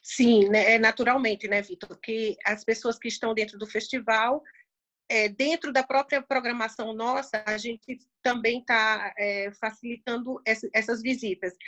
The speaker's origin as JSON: {"language": "Portuguese", "region": "Sergipe", "country": "Brazil", "moved": "as an adult", "lives_now": "Vienna, Austria", "said": "eu sou sergipana"}